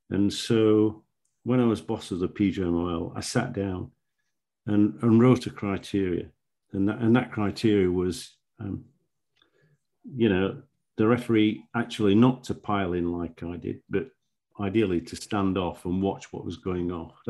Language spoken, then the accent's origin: English; Yorkshire and the Humber, United Kingdom; I was brought up in South Yorkshire and I'd refereed on the Northern Premier League when it was formed.